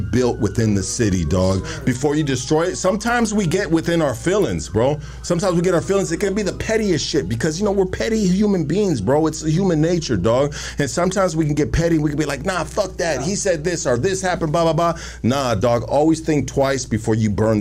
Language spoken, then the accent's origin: English; Los Angeles, California, United States; I'm from Highland Park